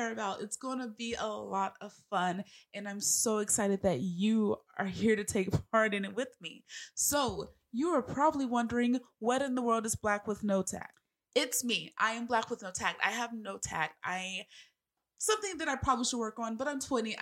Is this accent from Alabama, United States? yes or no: yes; Alabama, United States; I am from Sweet Home, Alabama.